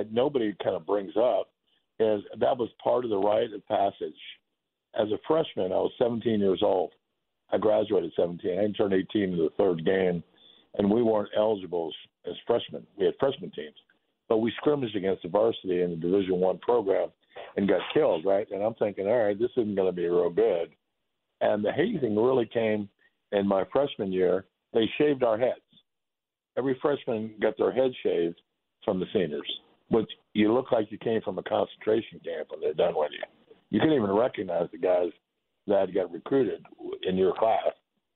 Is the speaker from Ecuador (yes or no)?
no; Florida, United States; moved away; I grew up and played in Florida